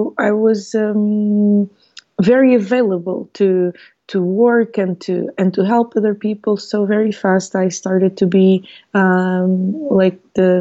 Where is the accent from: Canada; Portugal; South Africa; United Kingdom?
Portugal; also born or lived in Mozambique; now in Lisbon, Portugal; I was born in Mozambique in 1981. So I'm 38 years old now, and I came to Portugal with my parents when I was 6 years old, and I've been here ever since.